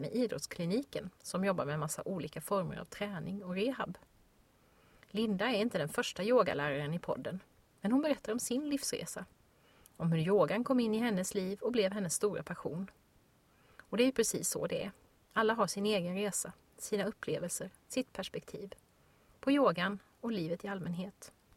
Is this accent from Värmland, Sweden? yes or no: no; Växjö, Kronoberg County, Sweden; min hemstad Växjö